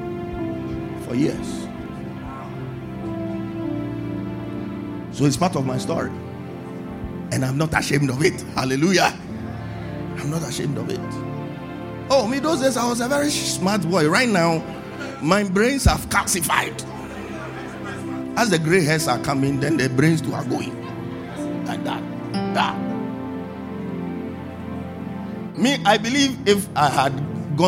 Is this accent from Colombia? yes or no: no; Tema, Greater Accra, Ghana; I grew up in Tema